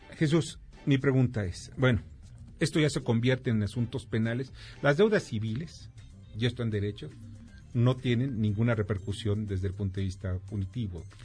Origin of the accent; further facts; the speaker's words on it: Mexico; los mexicanos